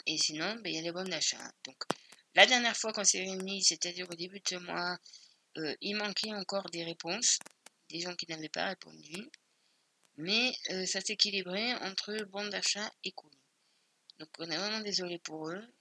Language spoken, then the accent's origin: French; Spain; je suis espagnole